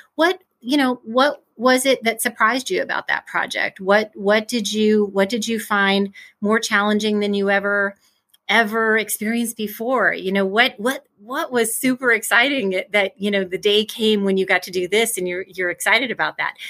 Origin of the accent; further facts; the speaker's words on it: Midwest, United States; I grew up in the Midwest, Midwest girl, still in the Midwest